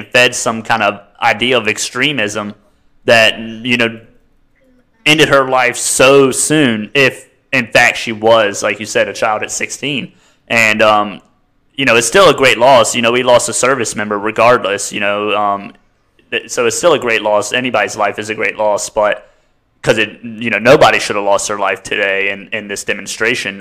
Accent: United States; as an American

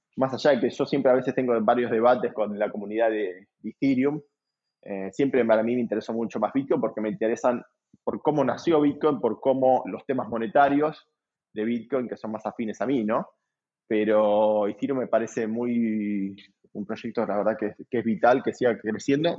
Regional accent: Argentina

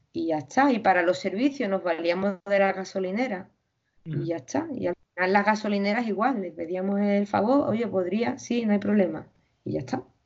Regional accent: Spain; yo vengo de España

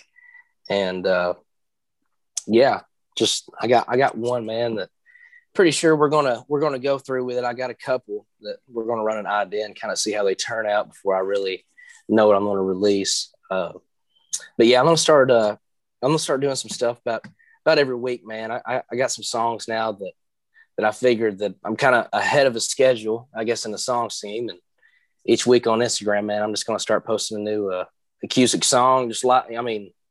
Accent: Maryville, Tennessee, United States; I'm from Maryville, Tennessee, and which is right outside of Knoxville

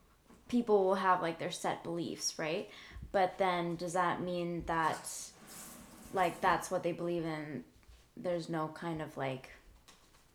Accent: Surrey, British Columbia, Canada; also born or lived in Brampton, Ontario; I am from Surrey, but I was born in Brampton, and my nationality is Vietnamese

